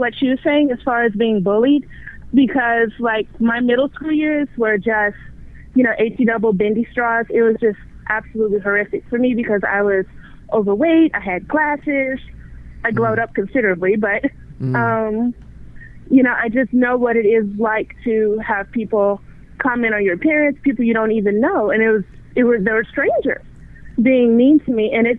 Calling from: Texas, United States; I'm calling from Texas.

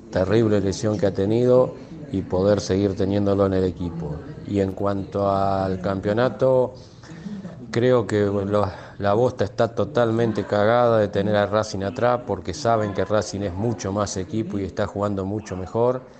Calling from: Navarro, Buenos Aires Province, Argentina; de Navarro, provincia de Buenos Aires.

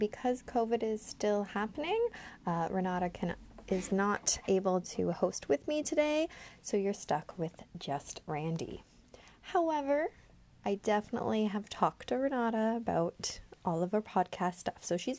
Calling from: Ontario, Canada; Now, I'm speaking from Ontario, Canada, so this is where my information will be coming from.

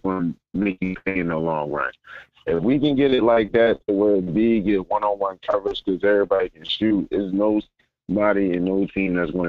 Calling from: Philadelphia, Pennsylvania, United States; I'm from Philly.

